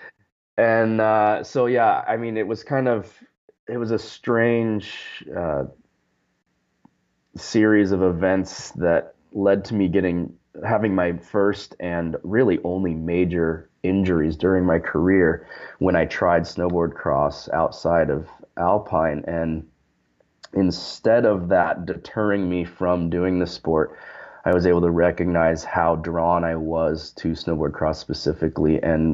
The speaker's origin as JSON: {"language": "English", "town": "Sun Valley", "region": "Idaho", "country": "United States", "tie": "born or raised there", "said": "I grew up in Sun Valley, Idaho"}